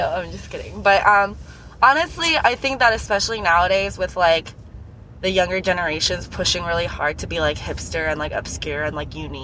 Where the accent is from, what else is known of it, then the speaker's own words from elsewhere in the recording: United States; also born or lived in Asia; I was born in Asia, but I was raised here